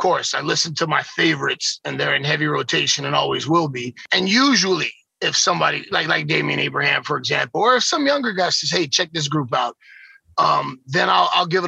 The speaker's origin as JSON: {"language": "English", "region": "South Florida", "country": "United States", "tie": "born or raised there", "also_born_or_lived": "Sherman", "said": "I grew up in South Florida"}